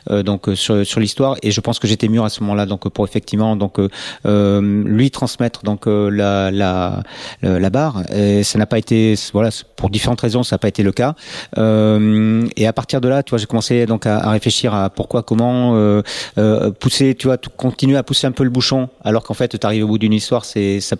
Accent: Nantes, Pays de la Loire, France; born there; moi je suis né euh, à Nantes alors pas, pas, par accident mais voilà donc la famille vivait donc à Nantes à ce moment-là et donc j'y suis né

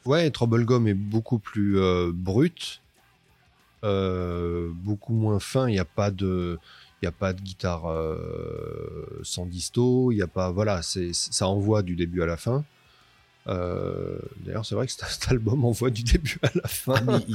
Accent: Toulouse, Occitania, France; on est de Toulouse

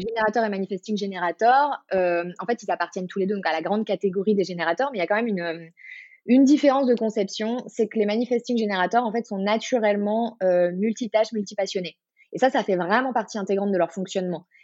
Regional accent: Marseille, Provence-Alpes-Côte d'Azur, France; moved away as an adult; now in Paris, France; je suis originaire de Marseille et je vis à Paris depuis euh, un peu plus de 10 ans

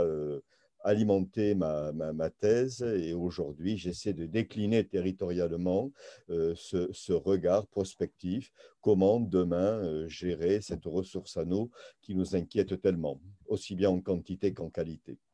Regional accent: Béarn, Nouvelle-Aquitaine, France; also born or lived in Tarbes; now in Saint-Jean-de-Luz, France; nous sommes originaires du Béarn

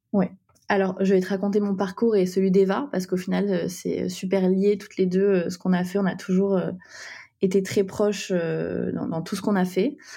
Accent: Nîmes, Occitania, France; now in Paris, France; on vient du sud de la France, de Nîmes. On a on est toutes les deux montées à Paris

